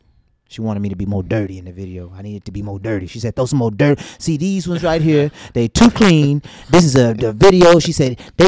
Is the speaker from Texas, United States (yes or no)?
yes; Texas, United States; I'm from a small, like I was telling you, I'm from Turtle, Texas. So, I'm a country boy.